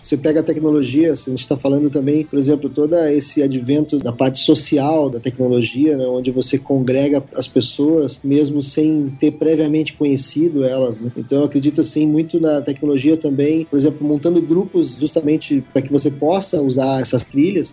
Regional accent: southern Brazil, Brazil; also born or lived in New Zealand; Eu sou aqui do sul do Brasil

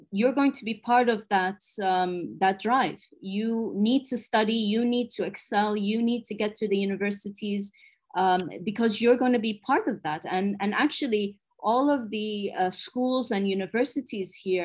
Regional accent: Abu Dhabi, United Arab Emirates; I'm from the United Arab Emirates, from the capital city of Abu Dhabi. I was born here and raised here.

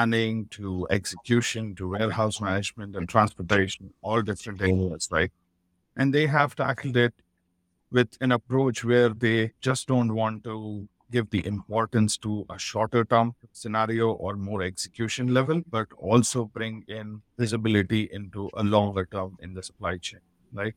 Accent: Nigeria; moved away; also born or lived in Ghana; I grew up in Nigeria

